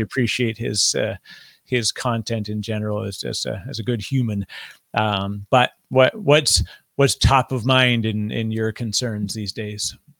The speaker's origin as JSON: {"language": "English", "country": "Canada", "said": "I'm Canadian"}